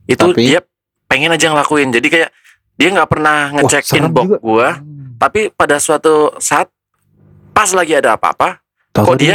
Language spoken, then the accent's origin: Indonesian; Cilacap, Central Java, Indonesia; jadi itu adalah pertama kalinya istri gue gue bawa ke hmm. uh, kampung gue yeah. di Cilacap.